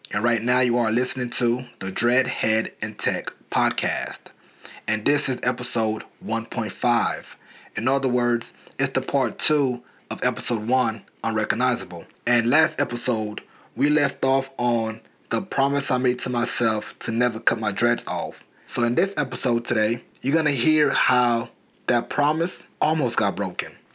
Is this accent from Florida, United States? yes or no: yes; Florida, United States; now in New York, United States; how I came from South Florida to New York with nothing, with no money, with no job, with no place to live